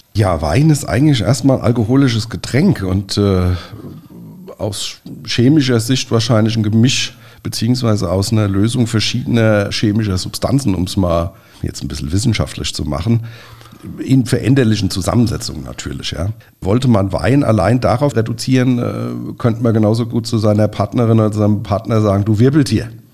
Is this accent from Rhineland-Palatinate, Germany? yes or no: yes; Nierstein, Rhineland-Palatinate, Germany; wir kommen ja aus Nierstein